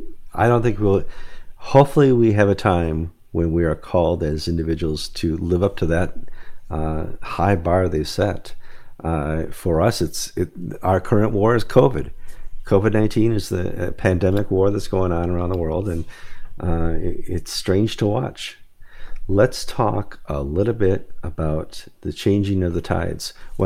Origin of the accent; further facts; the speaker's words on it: Midwest, United States; I just remember years ago, I grew up in the Midwest, and all my relatives had participated in one way or another in World War II